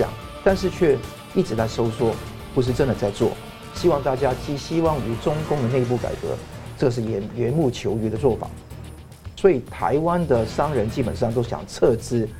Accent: Hong Kong; 因为从小到大我都在香港长大，我想都想不到到某一个年纪真的会出现这么大的一个横逆

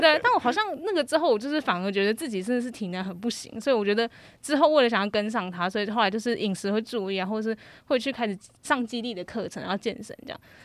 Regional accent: Taiwan; 我是来自台湾

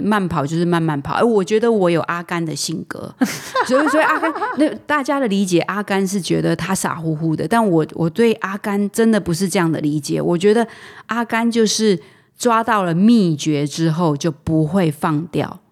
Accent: Taitung County, Taiwan; moved away; 我来自台东嘛，我是嗯。一个乡下孩子

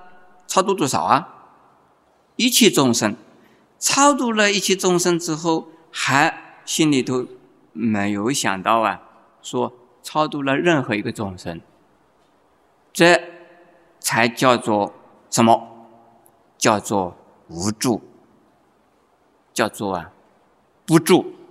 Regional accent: China; 在我们中国人呢，这种风气还没有养成。

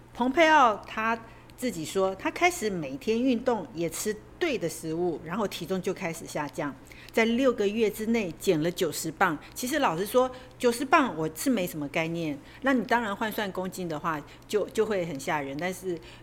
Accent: Taiwan; 我们台湾人

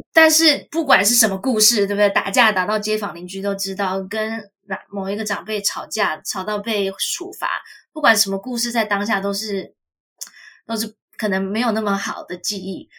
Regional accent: Taiwan; now in United States; 我自己也是谨慎的台湾人

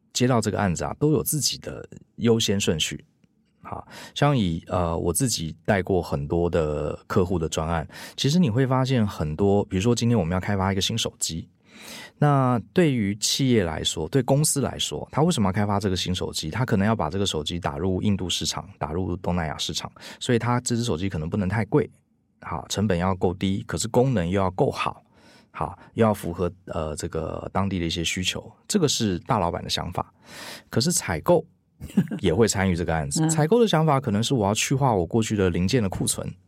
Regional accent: Taiwan; 我们台湾人

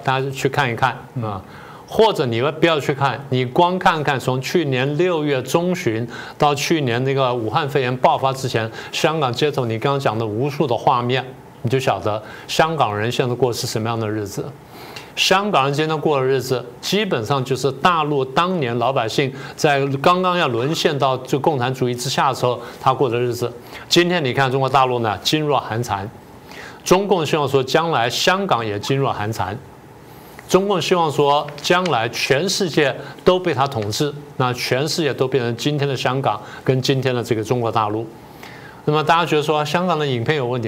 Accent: Taiwan; 这些好像是我们台湾人跟他讲的话

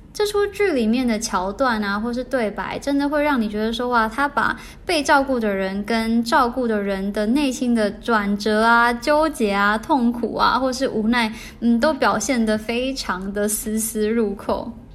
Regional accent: Taiwan; 身为台湾人

